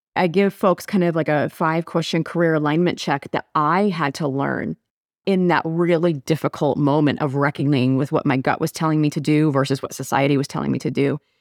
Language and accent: English; Nebraska, United States; also born or lived in Missouri; I'm from Nebraska